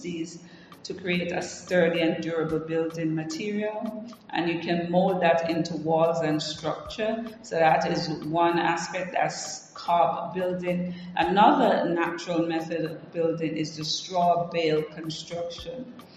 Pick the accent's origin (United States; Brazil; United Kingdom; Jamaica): Jamaica; now in Africa; I grew up in Jamaica